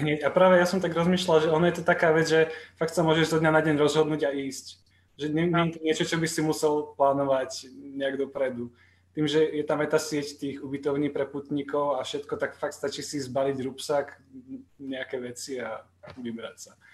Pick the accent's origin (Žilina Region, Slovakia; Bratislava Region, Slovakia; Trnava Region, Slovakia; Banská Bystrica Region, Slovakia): Žilina Region, Slovakia; Dolný Kubín; moved away as an adult; now in Brno, Czech Republic; pochádzam z Dolného Kubína